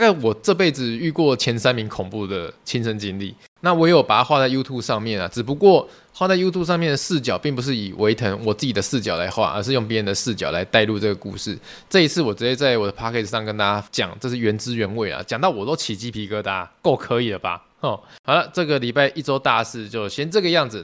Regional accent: Tainan, Taiwan; 我是台南人

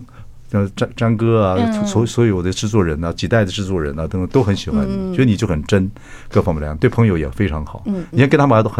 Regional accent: Chiayi, Taiwan; 我是坐火车了，坐平坐平快车跟慢车这样晃十个小时。我嘉义人嘛。

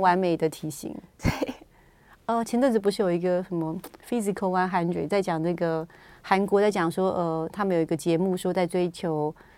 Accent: Taiwan; 我们台湾人，有时候不是每天出门去都会化妆

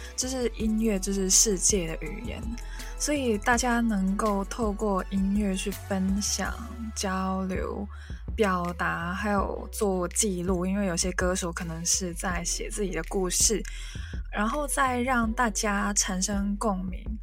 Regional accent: Hong Kong; first language Cantonese; Chinese is a second language; 一个母语是广东话的香港人

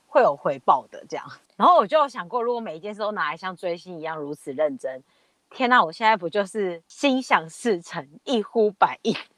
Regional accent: Taiwan; 我们是台湾人

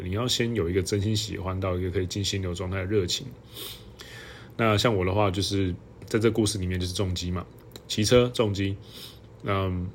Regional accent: Hualien, Hualien County, Taiwan; 那以前我老家就在那附近

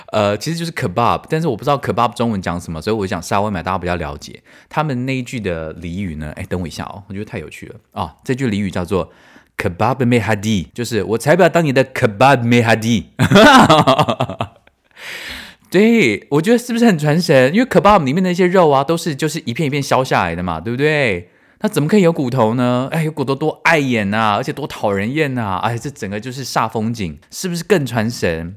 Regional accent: Tainan, Taiwan; moved away as an adult; also born or lived in Paris, France; now in Germany; 我们台南人早餐都吃什么

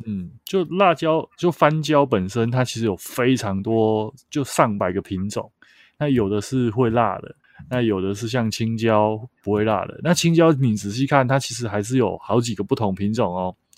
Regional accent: Taichung, Taiwan; 像我是台中人嘛

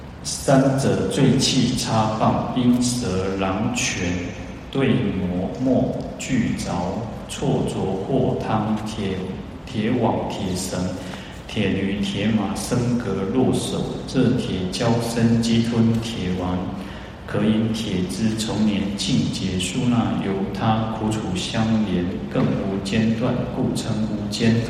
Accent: Taiwan; 我我们的祖先从从大陆来到台湾，啊，到我已经是到第七代了，啊，到我到第七代嘛。

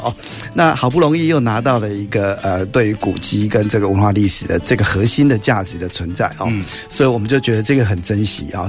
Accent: Lukang, Changhua County, Taiwan; moved away as an adult; also born or lived in Taichung; 回去到小镇，这个因为毕竟这个还是我的故乡

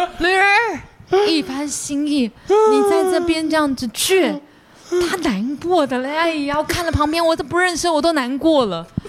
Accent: Taiwan; 我是台湾人

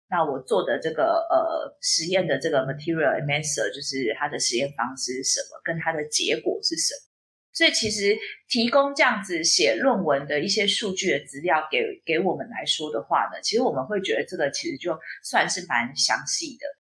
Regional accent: Taiwan; 我们台湾人可以去中国那边考他们的这个，呃，专利代理人的执照

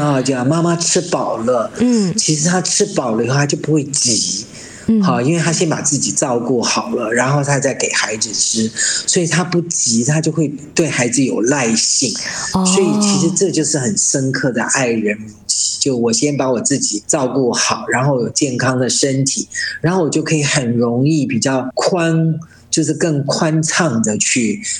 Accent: China; 对啊，很多时候我们中国人嘛，哈，就比较律己慎言

